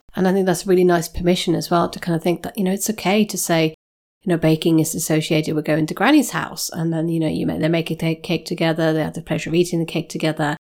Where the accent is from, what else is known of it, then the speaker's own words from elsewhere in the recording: Sweden; moved away; I'm, I'm Nordic. I come from Sweden